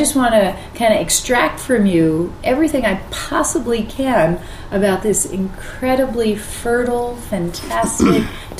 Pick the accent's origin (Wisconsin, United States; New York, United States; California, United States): New York, United States; New York City; I'm a Yankee from New York City